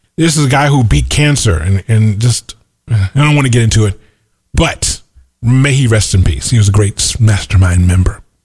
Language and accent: English; United States; I'm an American that happens to be black